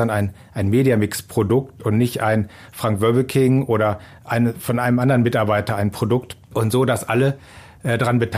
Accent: Germany; Ja, ich als Deutscher habe mich natürlich ziemlich geärgert

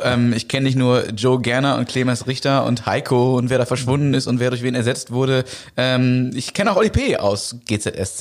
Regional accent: Germany; ich bin ja Deutscher

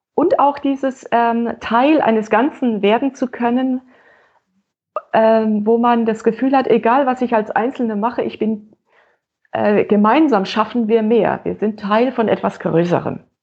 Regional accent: Franconia, Bavaria, Germany; Als Fränkin

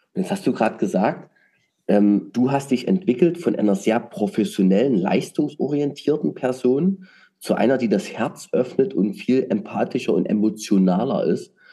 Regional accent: Saxony, Germany; als Sachse

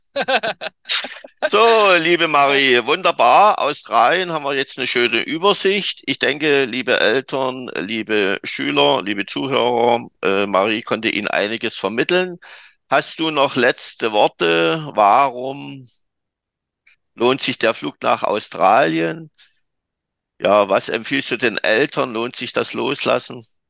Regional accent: Saxony, Germany; Bei uns in Sachsen

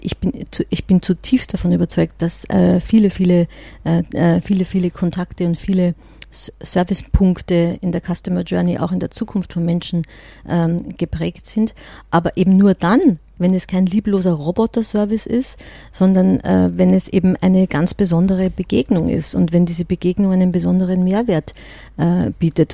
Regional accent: Austria; now in Germany; ich komme ja aus Österreich und bin ja eher so aus der Gastgeber-Ecke

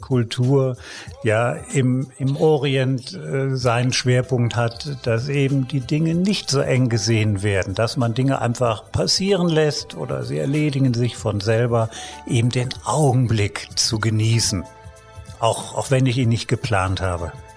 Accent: Germany; ich komme ja aus Deutschland

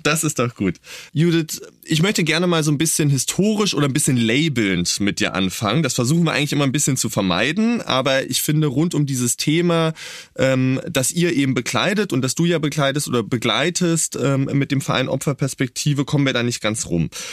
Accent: East Germany, Germany; ich bin ja in Ostdeutschland aufgewachsen

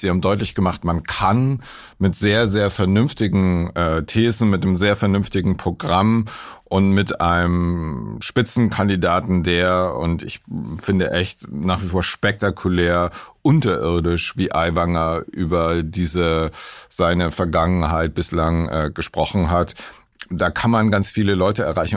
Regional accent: West Germany, Germany; als äh, Westdeutscher, so wie ich

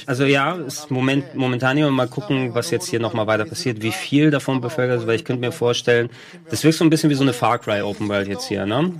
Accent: near Thessaloniki, Central Macedonia, Greece; now in Germany; in der Nähe von Thessaloniki, wo ich herkomme

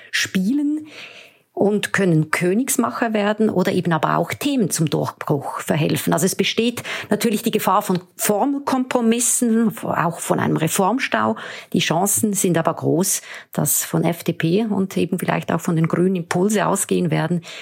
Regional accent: Switzerland; Und wenn Sie mir die Bemerkung als Schweizerin erlauben

